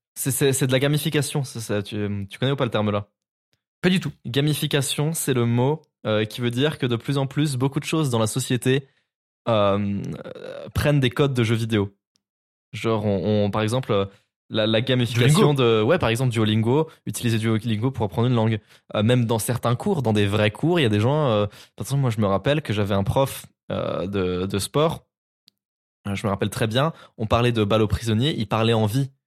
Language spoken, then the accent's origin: French; Nancy, Grand Est, France; chez moi à Nancy